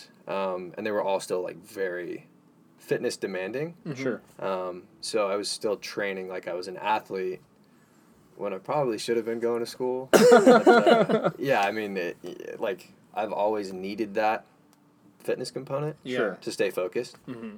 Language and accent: English; Wichita Falls, Texas, United States; So most of my life, I've been in different parts of Texas, and I'm a Texan at heart.